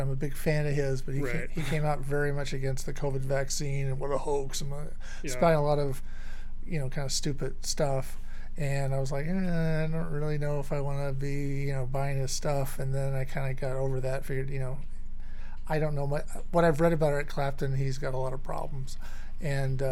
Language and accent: English; Dallas, Texas, United States; I was from Dallas.